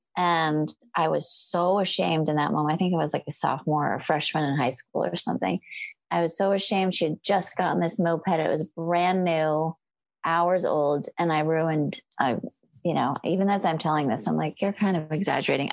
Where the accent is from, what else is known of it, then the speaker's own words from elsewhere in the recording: California, United States; moved away as an adult; also born or lived in Portland; I'm a Californian